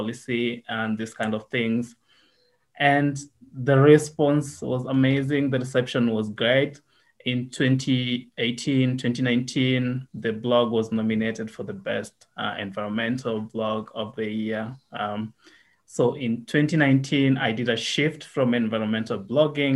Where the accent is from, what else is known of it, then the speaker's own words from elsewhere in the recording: Nairobi, Kenya; also born or lived in Kenya-Uganda border countryside / Nakuru; I was born in Nairobi, spent a lot of my childhood here in Nairobi, but then went to the countryside on the border of Kenya and Uganda